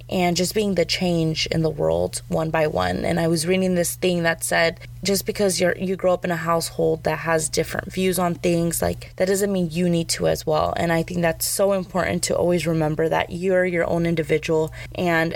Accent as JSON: {"language": "English", "region": "Arizona", "country": "United States", "tie": "born or raised there", "said": "growing up in Arizona"}